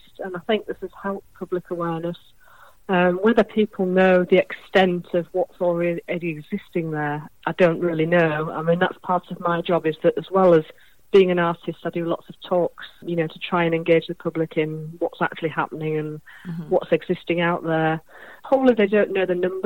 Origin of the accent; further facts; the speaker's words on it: Hull, Yorkshire and the Humber, United Kingdom; moved away; I'm from Hull originally on the East Coast. So as a child, I used to walk on the beaches there